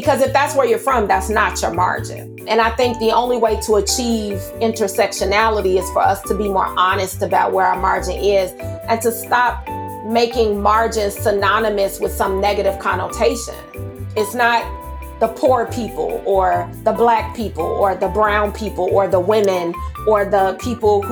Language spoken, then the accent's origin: English; Chicago, Illinois, United States; I grew up in Austin. It's a predominantly Black community